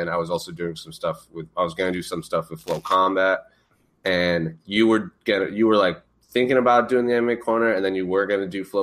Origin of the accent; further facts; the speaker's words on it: Warwick, Rhode Island, United States; moved away as an adult; also born or lived in Arizona; I was born and raised in Warwick, Rhode Island